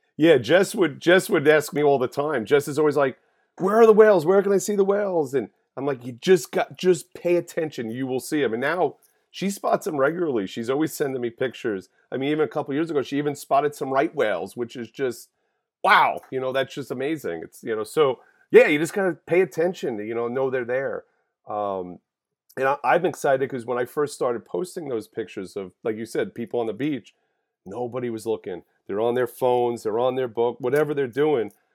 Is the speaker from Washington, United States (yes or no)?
no; Holbrook, New York, United States; also born or lived in Calverton, New York; I am born and raised on Long Island, grew up in Holbrook